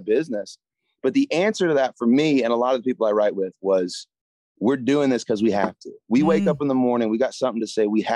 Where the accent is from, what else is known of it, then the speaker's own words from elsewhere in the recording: Jacksonville, Florida, United States; moved away as an adult; now in Nashville, United States; I grew up in Jacksonville, Florida.